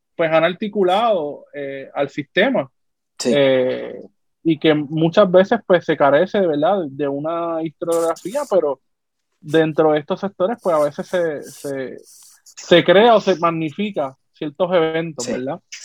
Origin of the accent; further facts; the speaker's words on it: Puerto Rico; seguimos siendo puertorriqueños